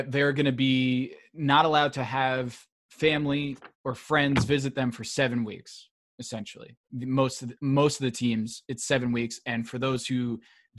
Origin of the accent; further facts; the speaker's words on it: Westport, Connecticut, United States; my hometown. Of Westport, Connecticut